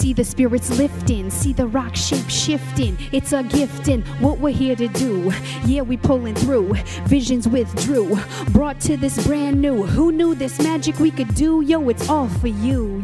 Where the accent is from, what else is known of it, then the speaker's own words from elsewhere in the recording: Musqueam, British Columbia, Canada; also born or lived in Tsleil-Waututh / Squamish; I come from Musqueam. I also come from Tsleil-Waututh, and I also come from Squamish as well